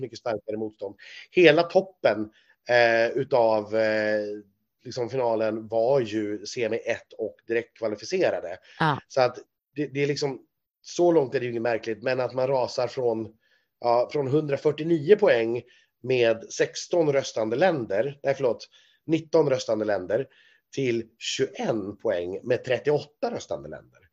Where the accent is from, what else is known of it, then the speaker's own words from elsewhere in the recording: Sweden; som svensk